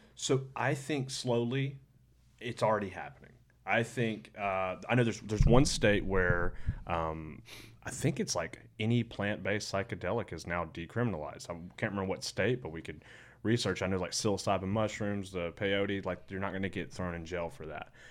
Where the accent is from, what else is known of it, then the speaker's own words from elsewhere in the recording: Alabama, United States; I'm from Alabama